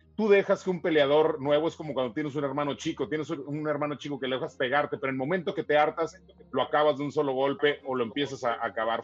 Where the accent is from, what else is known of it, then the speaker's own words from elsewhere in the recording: San Diego, California, United States; no puedo negar mi tierra, no puedo negar este, eh, este paradisíaco lugar que es San Diego